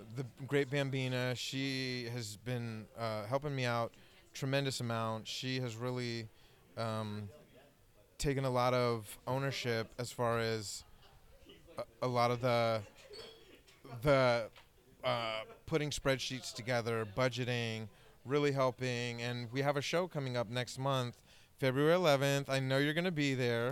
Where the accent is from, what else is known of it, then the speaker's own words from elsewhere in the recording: Bay Area, California, United States; growing up in the Bay Area, coming out as a teenager